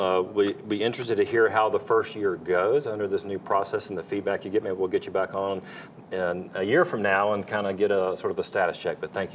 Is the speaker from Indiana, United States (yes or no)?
no; Fayetteville, North Carolina, United States; I'm a native North Carolinian. I'm from Fayetteville